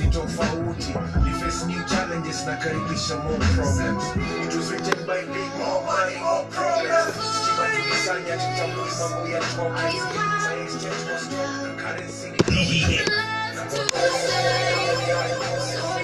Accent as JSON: {"language": "English", "region": "Nairobi", "country": "Kenya", "also_born_or_lived": "Mombasa", "said": "I'm from Nairobi. Though currently in Mombasa"}